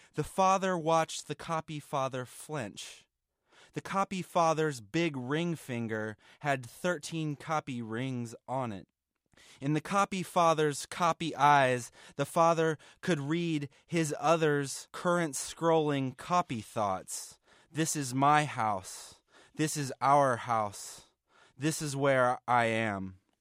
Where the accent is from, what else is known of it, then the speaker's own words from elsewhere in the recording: Atlanta, Georgia, United States; I'm from Atlanta, Georgia